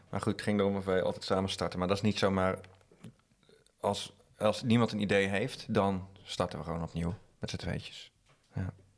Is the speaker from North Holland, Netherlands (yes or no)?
no; Drenthe, Netherlands; also born or lived in Utrecht; Wij komen uit Drenthe, dus dan is het uh, harde R.